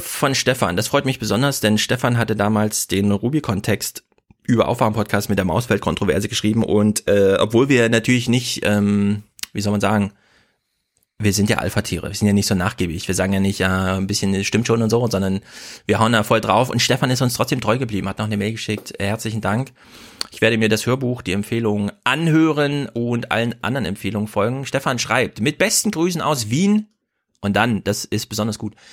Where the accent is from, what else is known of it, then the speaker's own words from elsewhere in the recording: Thuringia, Germany; Ich als ja, Thüringer